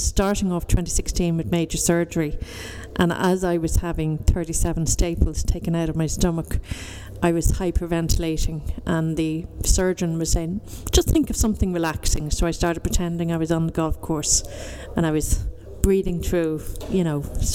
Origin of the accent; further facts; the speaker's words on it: Dublin, Leinster, Ireland; I'm from Dundrum in the foothills of South Dublin